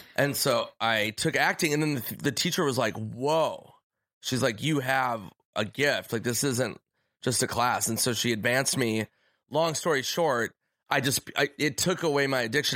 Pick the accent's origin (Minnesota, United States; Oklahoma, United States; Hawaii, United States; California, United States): Minnesota, United States; moved away as an adult; also born or lived in New York; I was nineteen from Minnesota